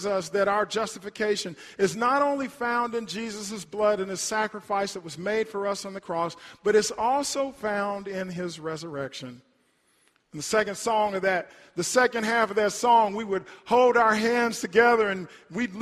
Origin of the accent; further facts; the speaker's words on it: Hartshorne, Oklahoma, United States; When I was growing up in Hartshorne, and when we would go to church at Mount Nebo Baptist Church, my childhood, my home church